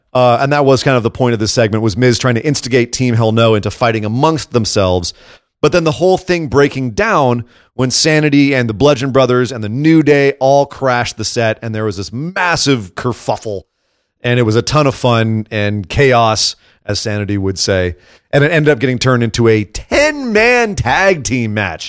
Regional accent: Scotland, United Kingdom; as a Scot

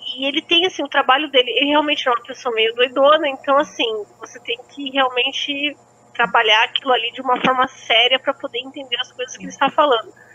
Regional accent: South Brazil, Brazil; Eu sou muito sulista

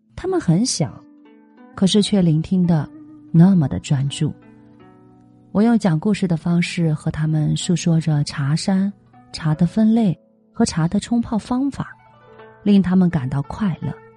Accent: China; 我们中国人

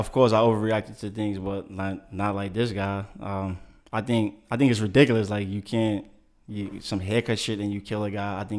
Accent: New York City, New York, United States; I'm like actually really and truly from Brooklyn, New York.

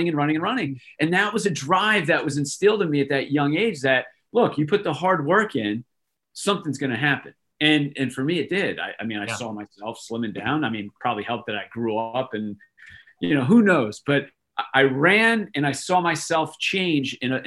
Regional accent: Manalapan, New Jersey, United States; I grew up in Manalapan, New Jersey, which is, I don't know, maybe a half hour from the Jersey Shore, central part of the state

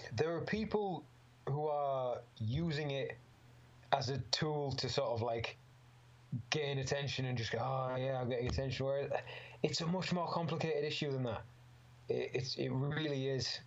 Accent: Middlesbrough, North East England, United Kingdom; born or raised there

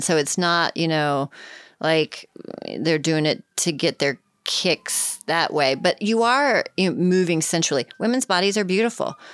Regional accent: Richmond, Virginia, United States; And I'm from Richmond

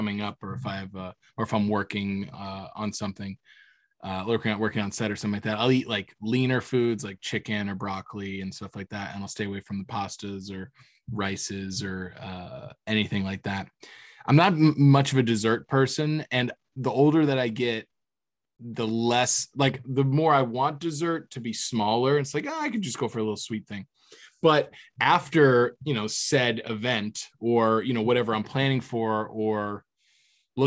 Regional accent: Florida, United States; growing up in Florida

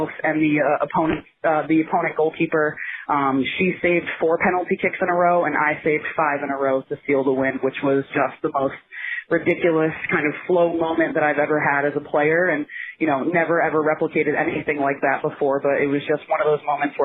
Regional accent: Northport, New York, United States; moved away as an adult; now in Pennsylvania, United States; grew up on Long Island in Northport, New York, which is in Suffolk County

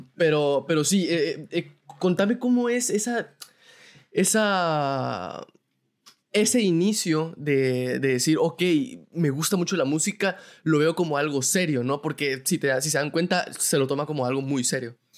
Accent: Guatemala

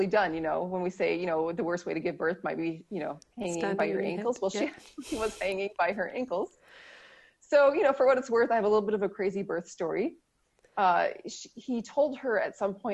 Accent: Minnesota, United States; I'm from Minnesota, which is one of the northernmost states in the continental U.S.

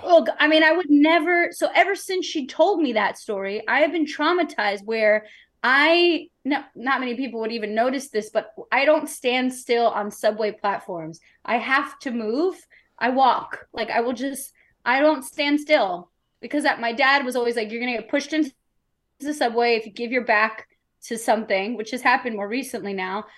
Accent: New York City, New York, United States; growing up in New York City

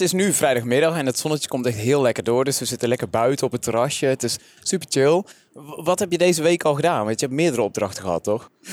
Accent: Vlijmen, North Brabant, Netherlands; mijn geboortedorp, Vlijmen

